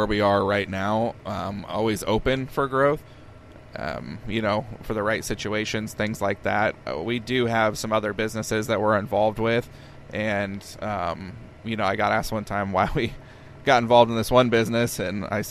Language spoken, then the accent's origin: English; Peoria, Illinois, United States; moved away as an adult; now in Monmouth, United States; I grew up in Peoria